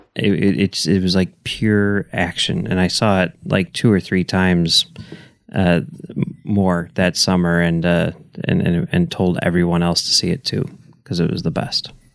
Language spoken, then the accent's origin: English; Chicago, Illinois, United States; growing up in Chicago, every Friday morning you'd get the Sun Times